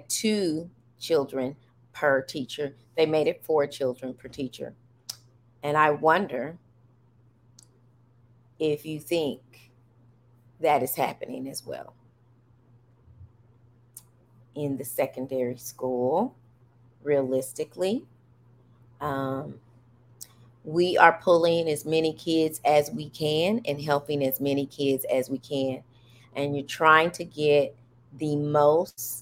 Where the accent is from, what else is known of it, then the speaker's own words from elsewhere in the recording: United States; I'm an American, and I happen to have African blood